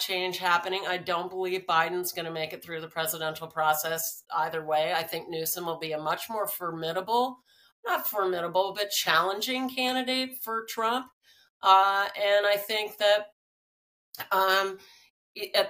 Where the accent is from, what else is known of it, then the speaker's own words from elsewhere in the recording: East Coast, United States; also born or lived in Washington, D.C.; I grew up on the East Coast